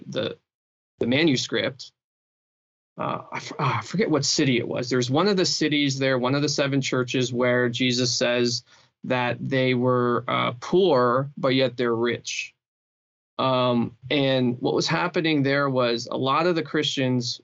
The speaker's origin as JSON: {"language": "English", "country": "Canada", "said": "As a Canadian"}